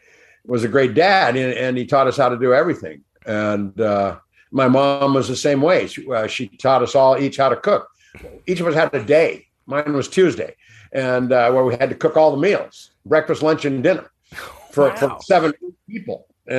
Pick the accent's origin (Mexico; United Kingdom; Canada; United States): United States; Balboa, California; also born or lived in Hollywood / New York; we moved down to the beach, down in Balboa, where I grew up.